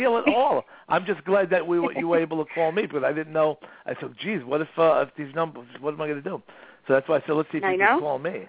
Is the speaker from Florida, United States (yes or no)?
no; Brooklyn, New York, United States; so I was born in Brooklyn, East New York.